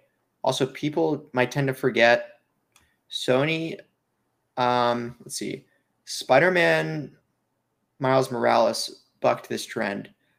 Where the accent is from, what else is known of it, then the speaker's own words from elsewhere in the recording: United Kingdom; I'm from Britain. We say wa-a.